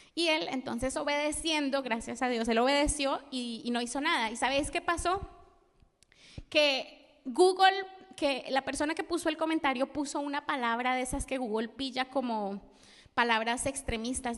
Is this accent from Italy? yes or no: no; Colombia; moved away; also born or lived in Spain; Yo soy colombiana